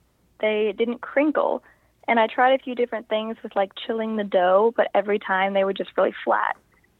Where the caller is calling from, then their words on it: Los Angeles, California, United States; I'm calling from Los Angeles.